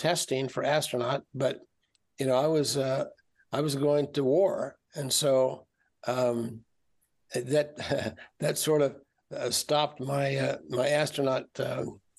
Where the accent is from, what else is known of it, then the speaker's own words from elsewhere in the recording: Kansas, United States; moved away as an adult; I was from Kansas. I was from the middle of the United States and had never seen the ocean